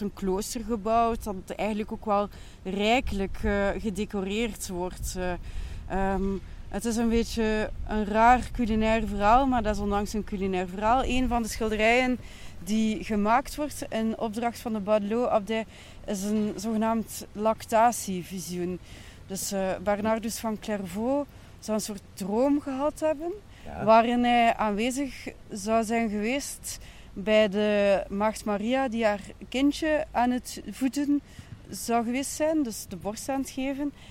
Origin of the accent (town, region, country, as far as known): Ghent, Flanders, Belgium